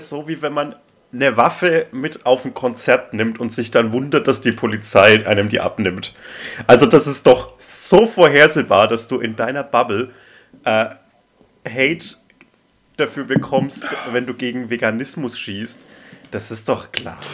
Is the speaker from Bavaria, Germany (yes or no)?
yes; Franconia, Bavaria, Germany; aus meinem Heimatland